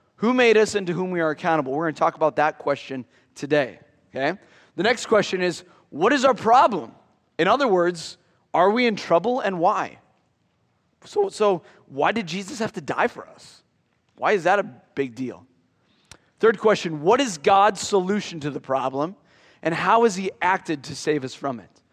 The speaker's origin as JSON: {"language": "English", "region": "near Iowa City", "country": "United States", "tie": "born or raised there", "said": "growing up near Iowa City"}